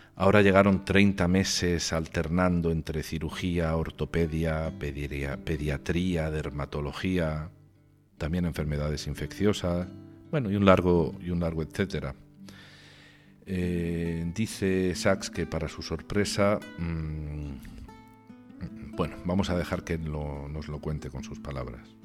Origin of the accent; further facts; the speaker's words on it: Region of Murcia, Spain; now in Congo; en mi tierra, en Murcia